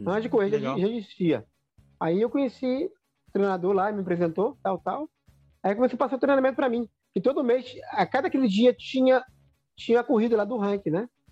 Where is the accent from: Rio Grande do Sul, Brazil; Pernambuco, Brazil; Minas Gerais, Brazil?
Minas Gerais, Brazil; now in Águas Lindas de Goiás, Brazil; Sou mineiro descoberto, né? E hoje eu moro em torno de Brasília